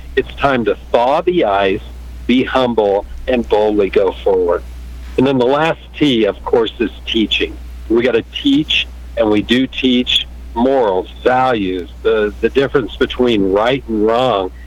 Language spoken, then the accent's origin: English; Kansas, United States; also born or lived in California; I'm from Kansas